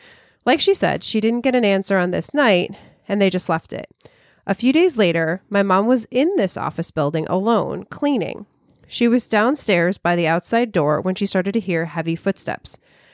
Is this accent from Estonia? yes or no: yes; Estonia; I was born and raised in Estonia. It's a small country next to the Baltic Sea.